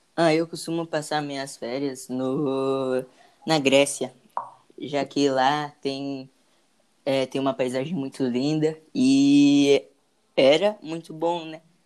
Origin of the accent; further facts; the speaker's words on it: Mogi Mirim, São Paulo, Brazil; Então, eu nasci no interior de São Paulo. Nasci em Mojimirim